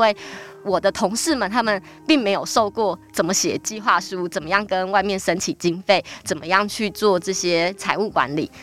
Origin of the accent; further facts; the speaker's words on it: Tainan, Taiwan; now in New Taipei, Taiwan; 我出生在一个很传统的大家庭里面，对，就是跟爷爷啊，然后伯父们一起住。然后呢 ，呃，我们家虽然很传统，但在台南是开二手书店的